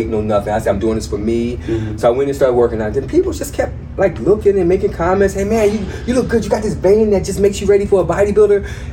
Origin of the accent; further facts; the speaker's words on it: New Jersey, United States; moved away as an adult; also born or lived in California; I was born and raised in New Jersey.